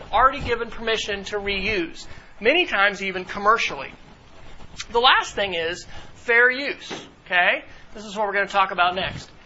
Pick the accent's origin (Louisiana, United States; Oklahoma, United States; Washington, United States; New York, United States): Oklahoma, United States; Duncan; growing up in Duncan, Oklahoma, and my grandparents are there